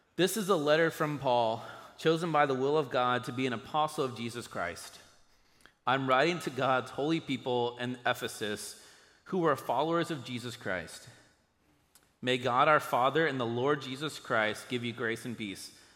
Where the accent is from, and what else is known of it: United States